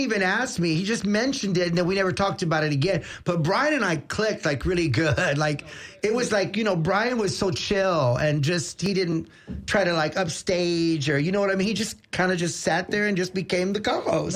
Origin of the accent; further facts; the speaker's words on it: Tampa, Florida, United States; I was born right here in Tampa